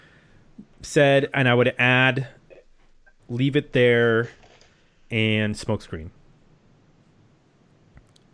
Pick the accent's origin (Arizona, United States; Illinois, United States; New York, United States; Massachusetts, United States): New York, United States; Buffalo; I grew up in Buffalo